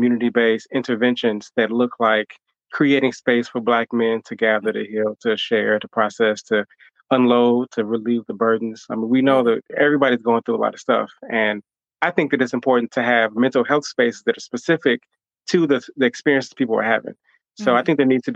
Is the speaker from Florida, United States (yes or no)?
no; Chicago, Illinois, United States; also born or lived in Hampton, Virginia / Atlanta, Georgia; came back home to Chicago, where I'm from, really just to give back and to connect to the people